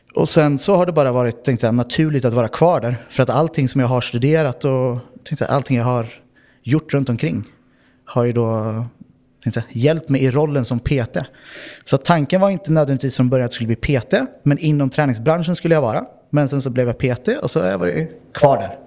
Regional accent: Örebro, Örebro County, Sweden; moved away as an adult; now in Oslo, Norway; Jag kommer ursprungligen från Örebro i Sverige

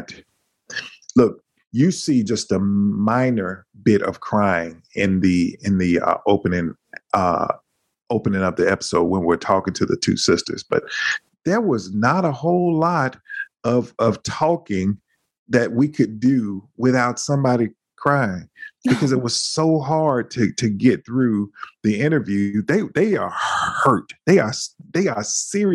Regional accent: the South, United States; accent: heavy Southern accent; I'm from the South and we don't even have R's in our vocabulary

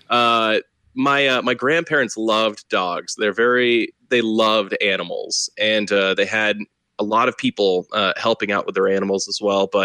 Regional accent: Texas, United States; growing up in Texas was uh, was very interesting.

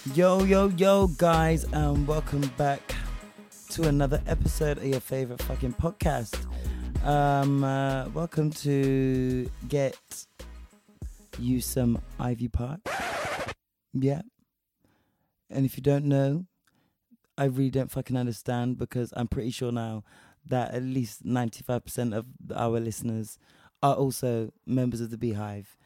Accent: Spain; moved away; I was raised in Spain

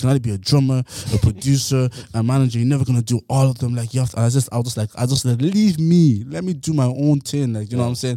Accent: Ennis, Munster, Ireland; now in Dublin, Ireland; I came from Clare, like Ennis

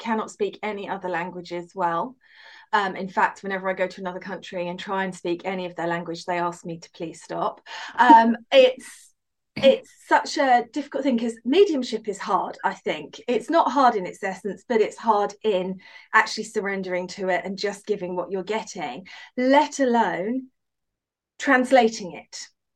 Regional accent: United Kingdom; as a British medium

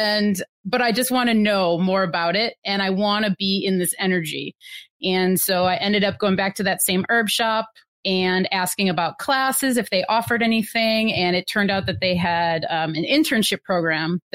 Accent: Wisconsin, United States; moved away as an adult; now in Pacific Northwest, United States; I'm originally from Wisconsin and been living out in the Pacific Northwest now for like 13 years

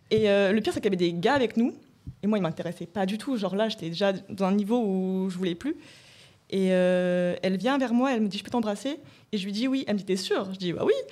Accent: Rouen, Normandy, France; now in Paris, France; j'ai emménagé sur Paris. Et avant, je, je venais de Rouen. Et à Rouen, il y avait aucune représentation.

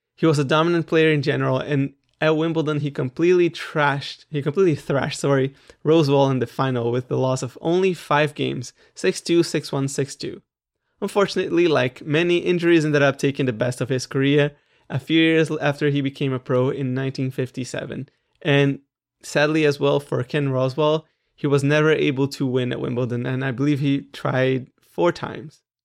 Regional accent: Brazil; I'm Brazilian

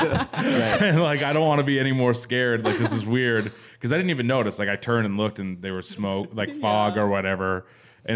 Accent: New England, United States; now in Los Angeles, United States; I'm from New England and it's old and there's a lot of old houses

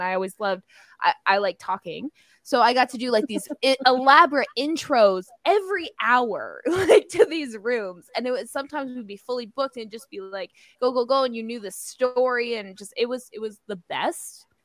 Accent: Belleville, Illinois, United States; that's my hometown

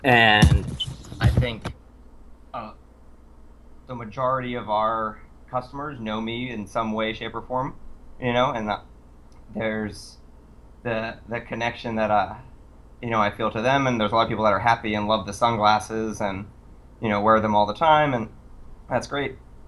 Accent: Ireland; I'm a small, pale Irish man.

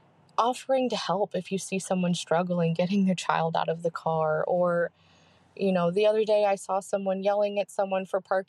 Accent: San Diego, California, United States; Hi, Kate and Mandy. I'm an OVP from San Diego

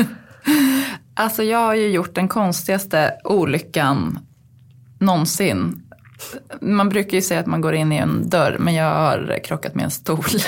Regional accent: Uppsala, Uppsala County, Sweden; moved away; jag kommer ju från Uppsala

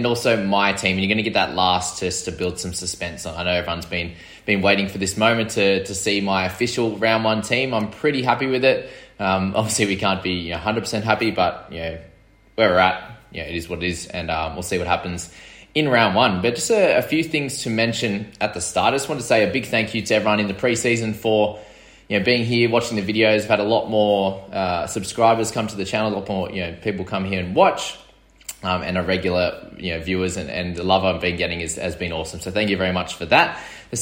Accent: Sydney, New South Wales, Australia; I'm from New South Wales in Sydney

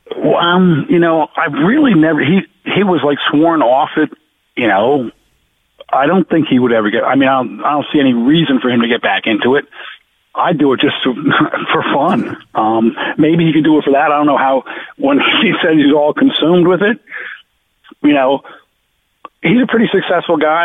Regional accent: Jersey Shore, New Jersey, United States; also born or lived in Providence, Rhode Island; I grew up two two miles south of where I am right now

